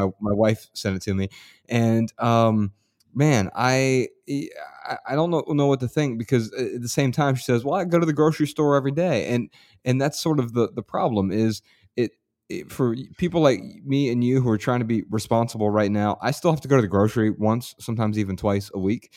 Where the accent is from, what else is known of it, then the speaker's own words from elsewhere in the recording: Ohio, United States; I'm from Ohio, and I'm usually very proud to be from Ohio